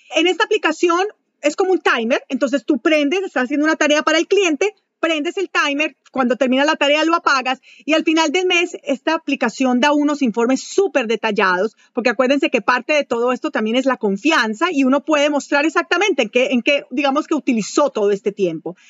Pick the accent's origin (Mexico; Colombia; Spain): Colombia; Manizales, Caldas; moved away as an adult; also born or lived in Venezuela; fui gerente internacional de ventas para una compañía de Colombia, de Manizales, donde yo nací. Em, después de eso me trasladaron a Venezuela, por eso yo soy colombiana